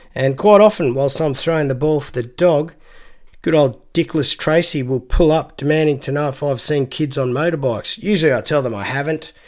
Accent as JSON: {"language": "English", "town": "Canberra", "region": "Australian Capital Territory", "country": "Australia", "tie": "born or raised there", "said": "growing up in Canberra, we had the annual summer nets event"}